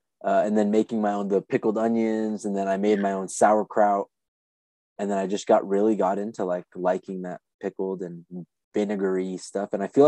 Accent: Anaheim, California, United States; moved away; But I went to school as a kid in Anaheim. And I was like, holy shit, I'm from Anaheim.

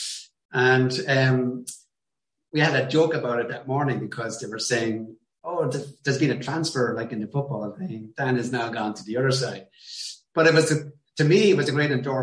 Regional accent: Ireland

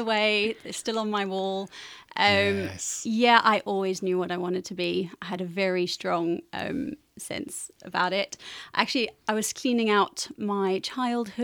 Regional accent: South Africa; moved away as an adult; also born or lived in Cape Town; now in Cambridge, United Kingdom; I was born in South Africa

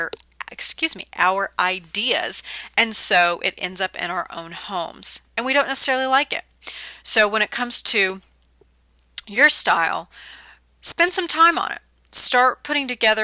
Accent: California, United States; moved away as an adult; now in the South, United States; I'm born and raised in California

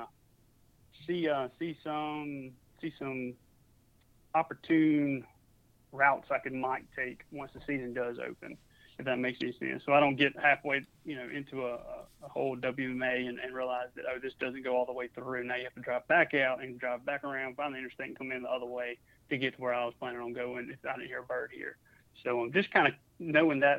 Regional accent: Mississippi, United States; also born or lived in New Orleans; now in Georgia, United States; I was in Mississippi a couple years ago. And I wasn't around my hometown

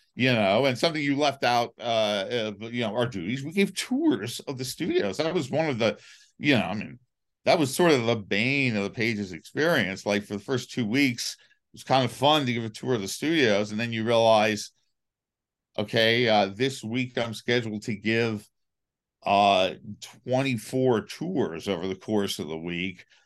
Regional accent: New York City, New York, United States; I grew up in Manhattan

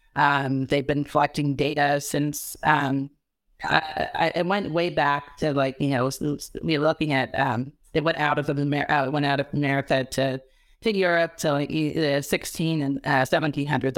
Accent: California, United States; I'm a Californian

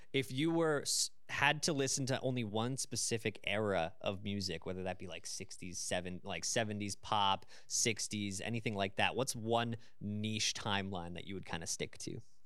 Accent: London, Ontario, Canada; I was born and raised in London, so I'm naturally used to this city

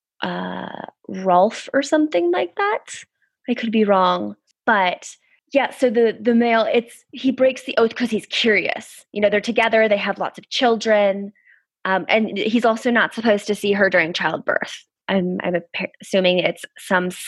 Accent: United States; moved away as an adult; now in United Kingdom; as an American

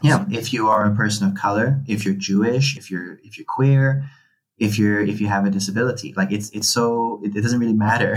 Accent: Hong Kong; moved away as an adult; also born or lived in United Kingdom; I grew up in Hong Kong. I'm a Filipino Chinese person

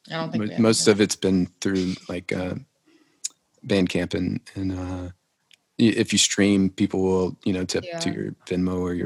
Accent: Lafayette, Louisiana, United States; now in Nashville, United States; I'm from Lafayette, Louisiana originally

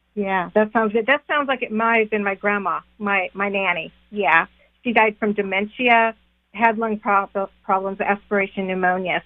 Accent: California, United States; now in North Carolina, United States; I'm actually from California, moved to North Carolina, so I don't have a Southern accent

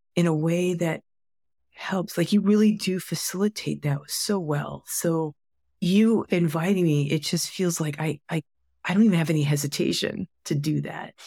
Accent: United States; my being Asian American, being Chinese American, being third generation and sixth generation

